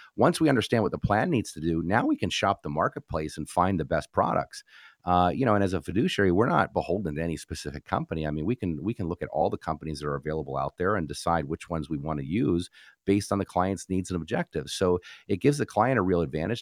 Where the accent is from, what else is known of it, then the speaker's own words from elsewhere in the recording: New Jersey, United States; moved away; was born and raised in New Jersey.